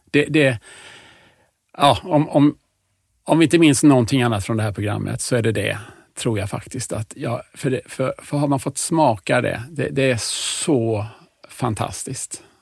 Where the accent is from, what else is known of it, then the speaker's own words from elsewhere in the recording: Huskvarna, Jönköping County, Sweden; also born or lived in Stockholm; är jag uppväxt i Huskvarna.